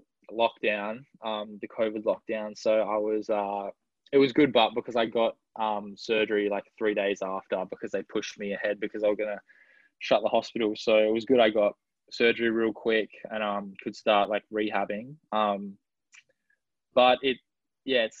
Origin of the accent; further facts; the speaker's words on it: Perth, Western Australia, Australia; moved away; we're from the same area in Perth. So we knew each other growing up.